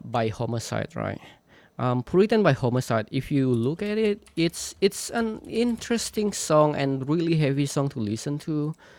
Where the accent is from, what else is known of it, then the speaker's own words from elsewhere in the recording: Indonesia; moved away as an adult; I was born in in Borneo in the jungle of Borneo. I grew up there, and I spent much of my childhood, like 18, the first 18, 19 years of my life there